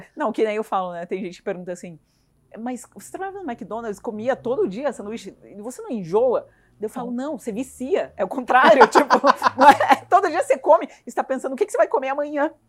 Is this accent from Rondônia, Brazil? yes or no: yes; Rondônia, Brazil; now in Curitiba, Brazil; eu passei a minha infância em Rondônia, que é no norte do país